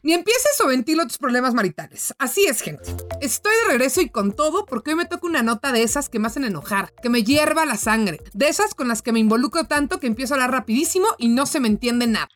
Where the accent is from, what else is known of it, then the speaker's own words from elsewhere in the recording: Mexico; siendo mexicana